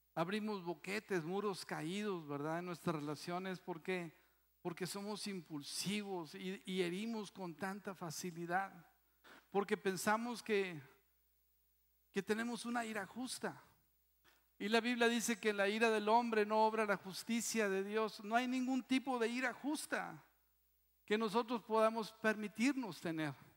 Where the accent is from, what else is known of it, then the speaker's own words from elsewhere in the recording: Mexico; Eso sí somos bien mexicanos